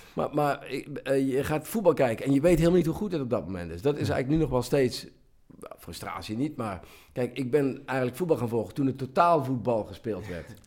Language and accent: Dutch; Central Limburg, Netherlands; ik kom uit Midden-Limburg